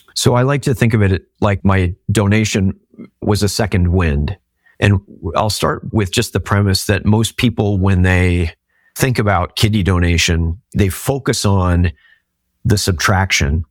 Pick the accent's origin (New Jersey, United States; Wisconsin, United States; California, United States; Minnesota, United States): Minnesota, United States; I'm from Minnesota.